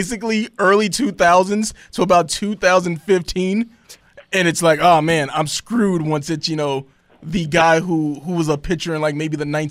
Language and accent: English; Tennessee, United States; I'm from Tennessee.